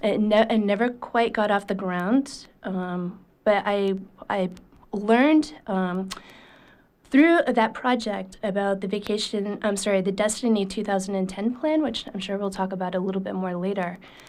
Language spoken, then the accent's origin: English; Aroostook County, Maine, United States; moved away as an adult; also born or lived in Boston / Indiana / Hancock County, Maine; I was born in Arista County, and I was in Arista County pretty much until I graduated from college.